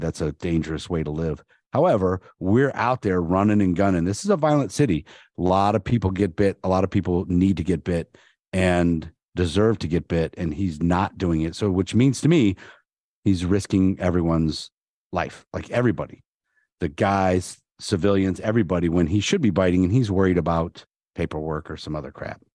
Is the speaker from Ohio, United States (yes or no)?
yes; Canton, Ohio, United States; I'm from Canton, so that was my hometown